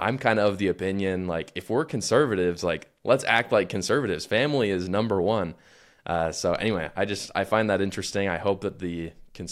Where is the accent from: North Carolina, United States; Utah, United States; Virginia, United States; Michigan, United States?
Utah, United States; In my home state of Utah